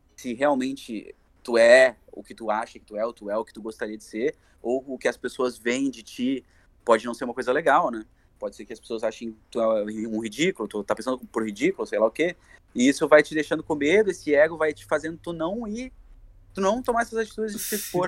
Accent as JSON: {"language": "Portuguese", "country": "Brazil", "said": "A gente é brasileiro"}